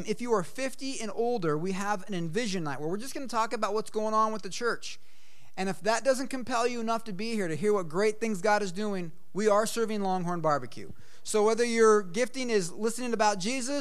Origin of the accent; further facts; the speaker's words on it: Eugene, Oregon, United States; moved away; I'm from Eugene, Oregon